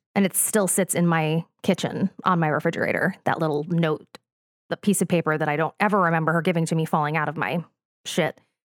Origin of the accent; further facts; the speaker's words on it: New Jersey, United States; I'm from the Rolling Hills of New Jersey